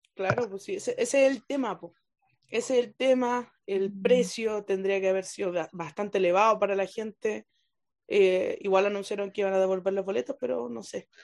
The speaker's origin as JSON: {"language": "Spanish", "country": "Chile"}